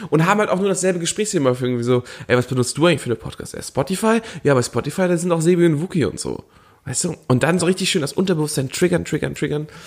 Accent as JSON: {"language": "German", "region": "Hamburg", "country": "Germany", "said": "Ich meine, ich komme aus Hamburg, weißt du, das ist alte Schule"}